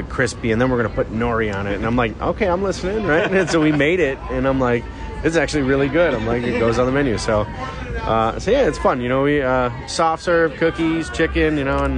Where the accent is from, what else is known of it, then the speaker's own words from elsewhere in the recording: Detroit, Michigan, United States; moved away; where I grew up in Detroit